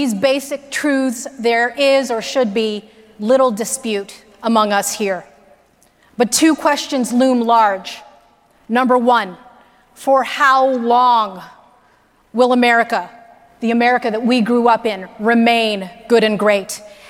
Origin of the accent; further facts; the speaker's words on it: United States; I identify as an American, a proud, unhyphenated, unapologetic, fully assimilated American.